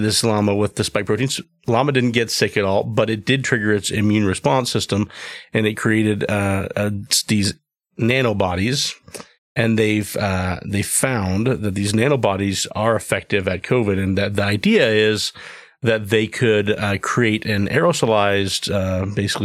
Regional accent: Bolivia; moved away; I grew up in Bolivia and we saw llamas often

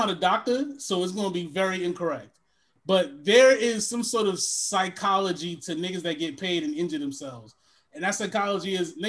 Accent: Connecticut, United States; I grew up in Connecticut. I have no idea.

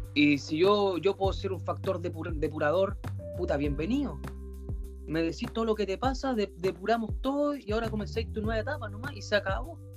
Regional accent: Concepción, Biobío, Chile; yo comencé a andar en skate en Concepción. Soy de allá en realidad, nací en Concepción... Eh, en un barrio de calles de tierra

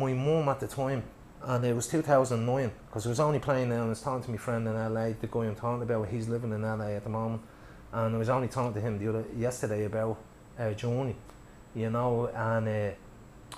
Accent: Ireland; we're Irish

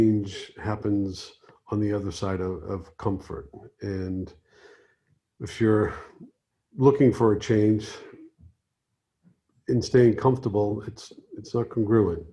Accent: Boston, Massachusetts, United States; moved away as an adult; also born or lived in Key West; now in Los Angeles, United States; gone back to my hometown, Boston

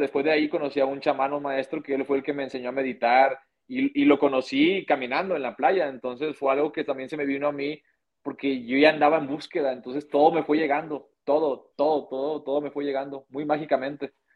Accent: Monterrey, Nuevo León, Mexico; now in Guadalajara, Mexico; yo soy de Monterrey, eh, en este caso yo nací en Monterrey, y Nuevo León

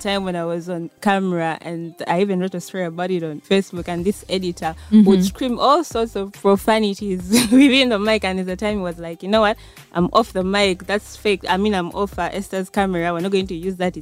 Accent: Central Region, Uganda; also born or lived in Kasese; I grew up here in Central.

